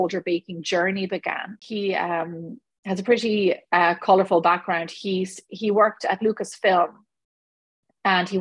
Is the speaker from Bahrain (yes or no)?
no; Ireland; moved away as an adult; now in Los Angeles, United States; I grew up in Ireland. I left Ireland when I was 25 years of age. I've been here now for 15 years